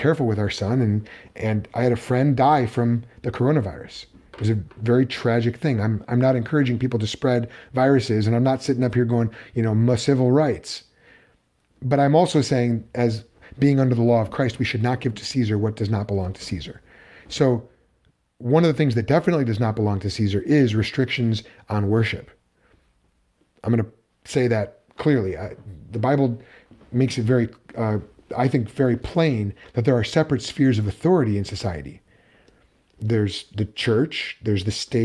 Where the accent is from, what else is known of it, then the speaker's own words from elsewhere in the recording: United States; I'm speaking as an American living in the United States